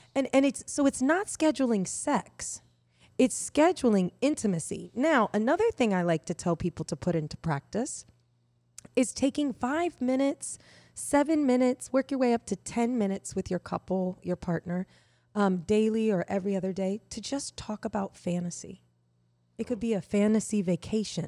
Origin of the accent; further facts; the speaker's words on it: Indiana, United States; I grew up in Indiana